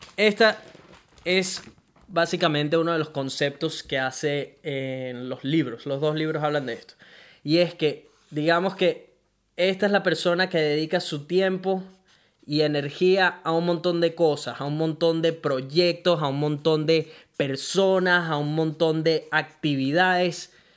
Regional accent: Venezuela; now in Brisbane, Australia; soy un latino, un venezolano que vive en Brisbane, Australia

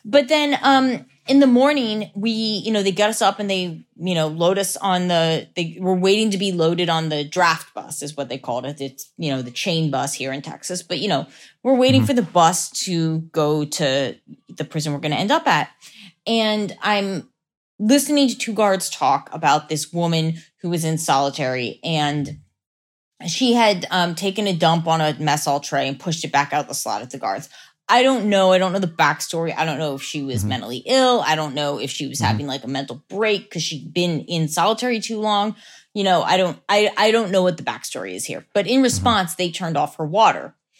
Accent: Lancaster, Pennsylvania, United States; Lancaster, Pennsylvania.

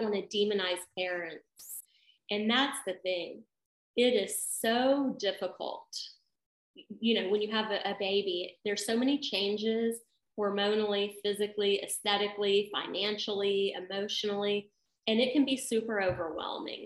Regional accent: the South, United States; I grew up in the Christian South where we don't talk about sex

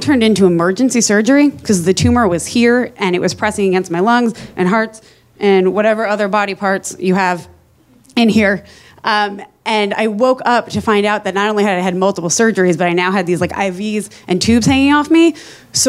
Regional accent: New Jersey, United States; I am from New Jersey

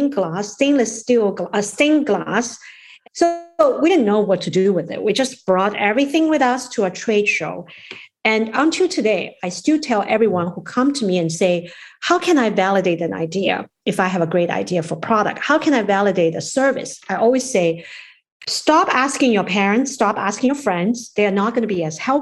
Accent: China; also born or lived in New York / Maryland; now in United States; we are from China.

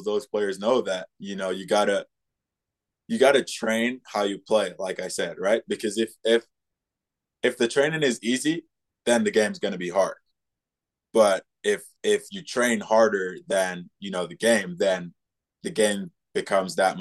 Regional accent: Jamaica; moved away; I like growing up in Jamaica

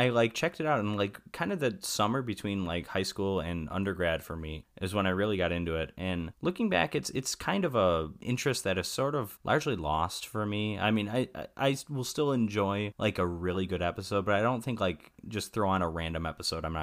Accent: Wisconsin, United States; i'll i'll um extend wisconsin into there my home state of course

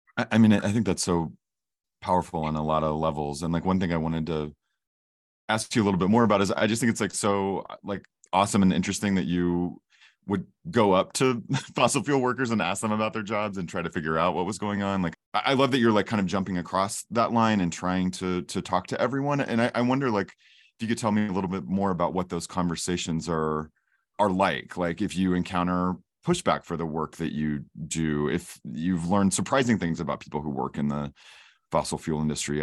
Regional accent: Oklahoma, United States; I grew up in Oklahoma

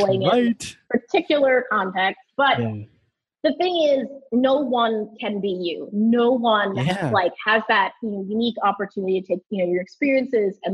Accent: New York City, New York, United States; I grew up in the New York City area

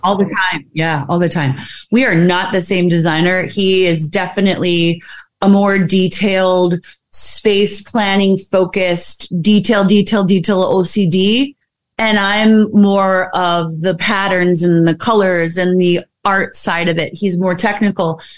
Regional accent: Midwest, United States; I am from the Midwest

